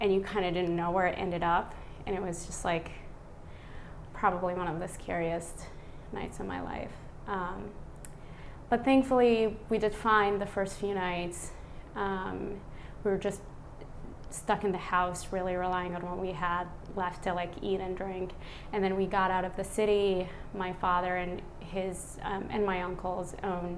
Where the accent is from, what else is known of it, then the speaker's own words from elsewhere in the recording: Iraq; now in Baltimore, United States; I'm originally from Iraq